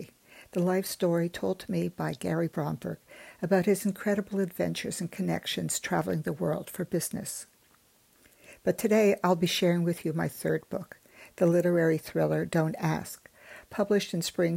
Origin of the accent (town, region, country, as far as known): Montreal, Quebec, Canada; born or raised there; also born or lived in Germany